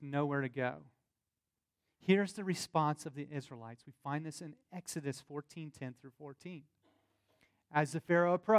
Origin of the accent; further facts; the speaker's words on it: the South, United States; accent: southern; my southern accent